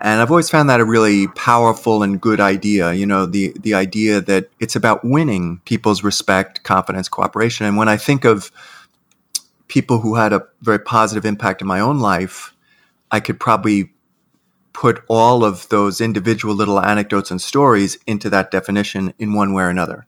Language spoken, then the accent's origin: English; New York City, New York, United States; I'm an Irish Catholic kid from Queens